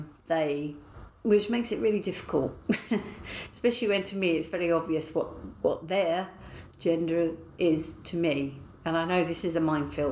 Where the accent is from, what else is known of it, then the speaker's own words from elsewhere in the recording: United Kingdom; I am British.